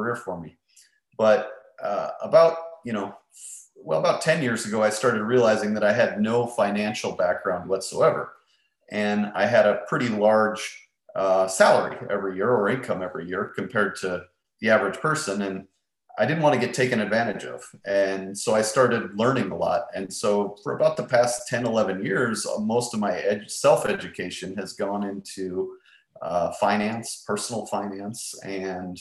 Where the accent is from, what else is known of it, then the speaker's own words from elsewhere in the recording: Minnesota, United States; moved away; I was born and raised in Minnesota, which is far north of Texas